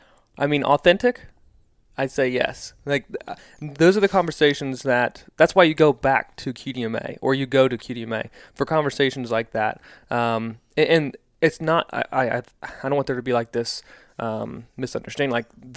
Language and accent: English; East Coast, United States; now in Midwest, United States; we are Midwesterners. I grew up on the East Coast, but, like, this is home now.